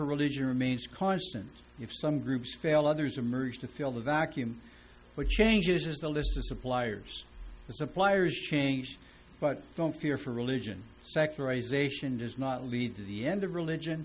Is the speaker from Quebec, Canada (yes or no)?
no; Edmonton, Alberta, Canada; growing up in Edmonton and discovering Pentecostals.